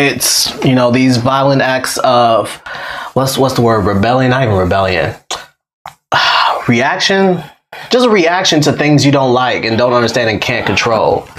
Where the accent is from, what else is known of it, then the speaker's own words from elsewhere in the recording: United States; I was born and raised here in America